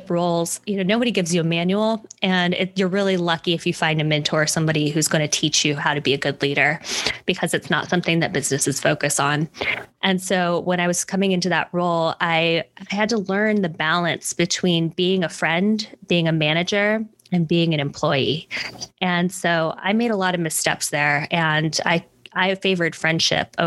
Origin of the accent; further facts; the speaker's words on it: Hawaii, United States; moved away; I was actually in Hawaii, where I'm originally from